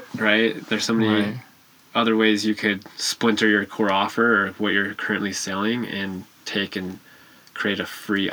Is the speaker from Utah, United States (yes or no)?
yes; Utah, United States; moved away as an adult; also born or lived in Arizona; Moved back to my home state, Utah.